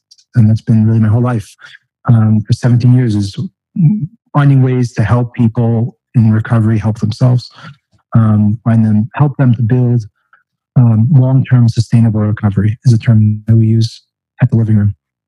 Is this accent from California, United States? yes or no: yes; California, United States; also born or lived in Florida / Long Island, New York; I didn't grow up in New York. My wife actually grew up here in Far Rockaway. But I grew up around California, Florida. I actually started out on the eastern end of Long Island.